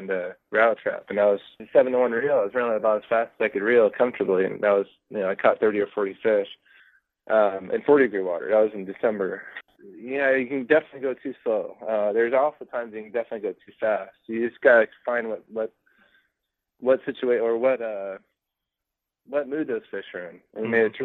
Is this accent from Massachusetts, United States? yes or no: no; California, United States; where I grew up in California